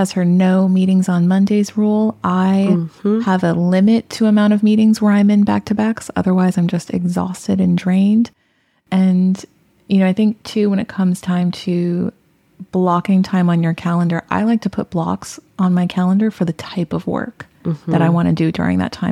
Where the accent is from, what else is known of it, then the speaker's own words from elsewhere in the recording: Bay Area, California, United States; born and raised in the Bay Area